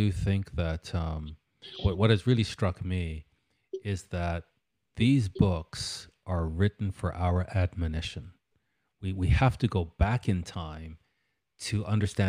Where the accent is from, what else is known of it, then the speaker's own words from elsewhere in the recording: Canada; in Canada, I remember just growing up and thinking, these crazy Americans